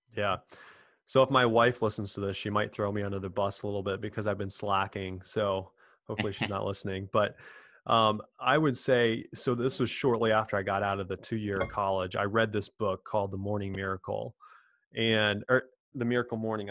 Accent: Quincy, Illinois, United States; born and raised in a small town, Quincy, Illinois, kind of in the middle of nowhere, uh, north of St. Louis, Missouri, about two hours.

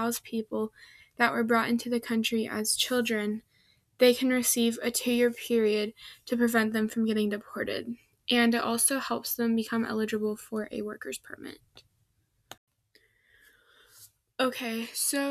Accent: Midwest, United States; I'm from the Midwest

